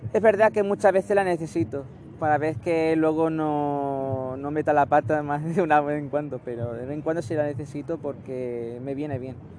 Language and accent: Spanish; Barcelona, Catalonia, Spain; soy nacido en Barcelona